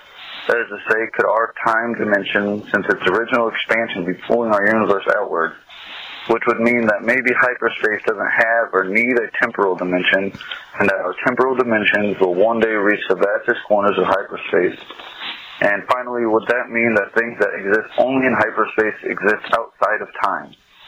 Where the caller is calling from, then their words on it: Illinois, United States; I'm calling from Combs, Illinois